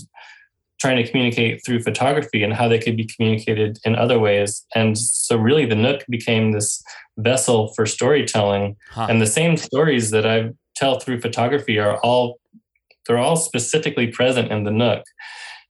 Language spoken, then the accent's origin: English; Western North Carolina, United States; the reason I grew up in Western North Carolina is because before that my parents had lived in Japan for about a year